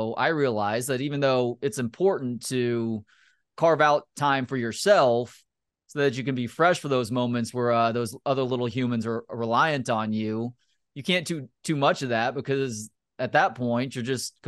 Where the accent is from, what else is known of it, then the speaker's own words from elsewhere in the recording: Texas, United States; also born or lived in Austin / Oregon / Chicago; I grew up in the Dallas-Fort Worth area, but I went to school at Texas. and basically spent the better part of the first 12 years of adulthood in Austin.